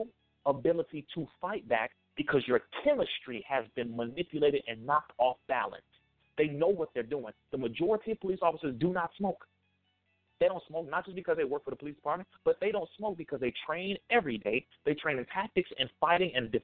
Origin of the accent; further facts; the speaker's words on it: Compton, California, United States; I'm from Compton